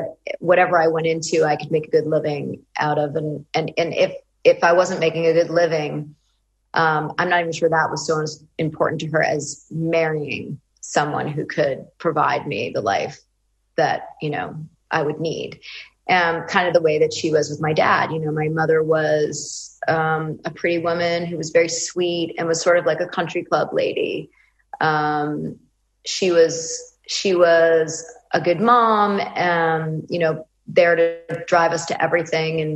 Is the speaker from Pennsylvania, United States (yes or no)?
no; Westchester, New York, United States; I was raised in Westchester, New York